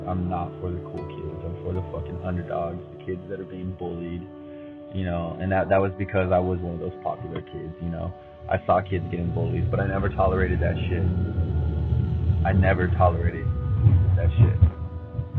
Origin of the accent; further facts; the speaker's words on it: Lawndale, Manhattan Beach, California, United States; I moved from Lawndale to Manhattan Beach later that year